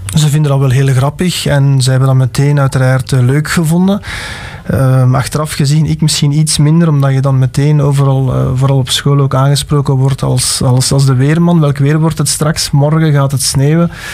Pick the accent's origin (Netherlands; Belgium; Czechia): Belgium; Alsemberg, Flanders; ik ben van Alsenberg afkomstig, het weer in Beersel, Halle